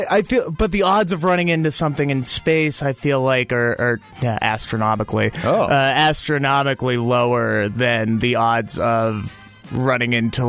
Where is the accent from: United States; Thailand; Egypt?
United States; Tempe, Arizona; Yeah, I'm from Tempe.